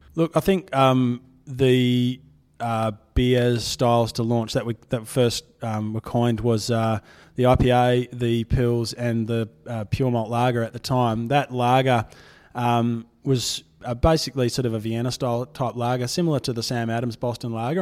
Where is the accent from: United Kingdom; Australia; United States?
Australia; Fremantle, Western Australia; I'm born and bred in Fremantle. Um, it's, it's my hometown